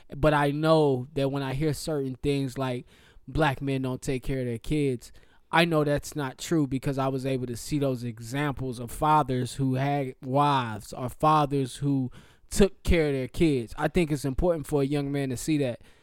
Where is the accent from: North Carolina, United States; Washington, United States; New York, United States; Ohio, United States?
North Carolina, United States; Charlotte; I grew up in Charlotte